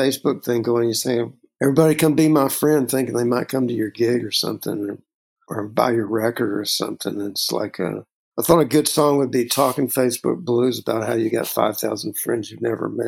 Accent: Texas, United States; Growing up in Texas

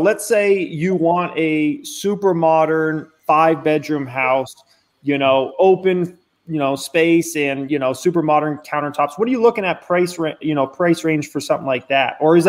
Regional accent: Phoenix, Arizona, United States; moved away as an adult; also born or lived in Charlotte, North Carolina; now in Las Vegas, United States; growing up in Phoenix and then obviously living out here for, you know, in Vegas for the last 6 years

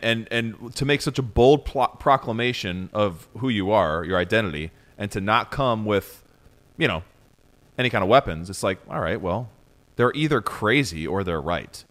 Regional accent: Southeastern Ohio, United States; I'm from Southeastern Ohio

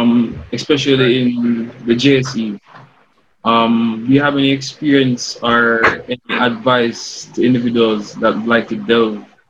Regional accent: Jamaica; We as Jamaican men

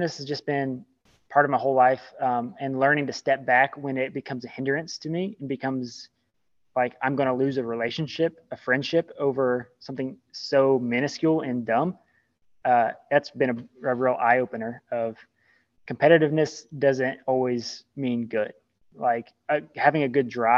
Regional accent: Southern Kentucky, United States; I grew up in Southern Kentucky

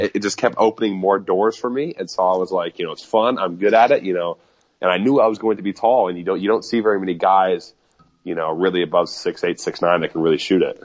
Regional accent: Overland Park, Kansas, United States; where I grew up in Overland Park, Kansas

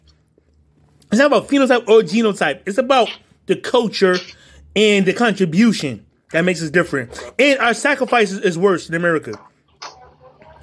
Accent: United States; I'm American. I'm Black American

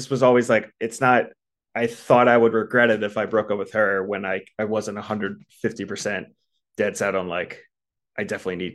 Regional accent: East Coast, United States; You know, I grew up on the East Coast, she grew up on the West Coast. For me, like growing up on the East Coast, you just kind of got married in your 20s and had kids by the time you were 30.

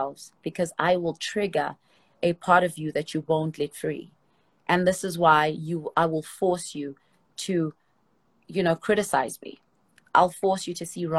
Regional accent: Soweto, Gauteng, South Africa; I come from Soweto. And if you don't know what Soweto is in Soweto, it's like the projects in South Africa.

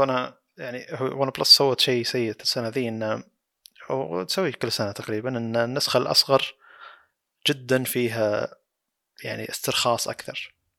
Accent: Saudi Arabia; عندنا بالسعودية

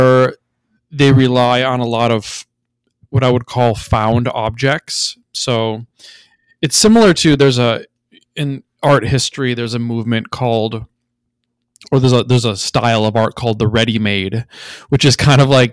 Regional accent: Minnesota, United States; I grew up in Minnesota

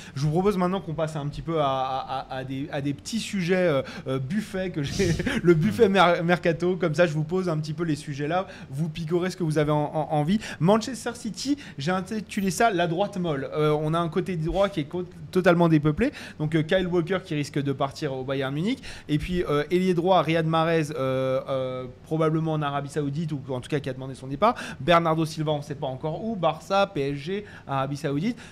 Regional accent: France; on est français

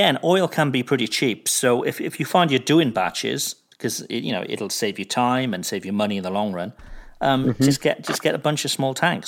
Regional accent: Cardiff, Wales, United Kingdom; born or raised there; moved away

